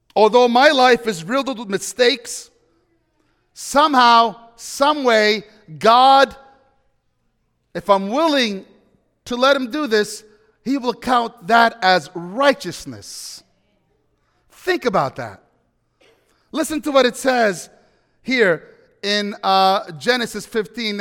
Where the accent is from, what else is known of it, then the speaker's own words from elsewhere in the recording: New York, United States; moved away as an adult; now in Washington State, United States; I'm a New Yorker. I'm an East Coast guy